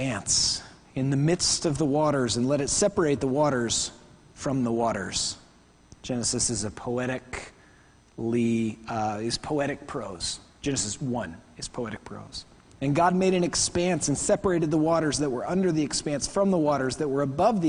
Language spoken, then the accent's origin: English; Oklahoma, United States; I'm American from Oklahoma.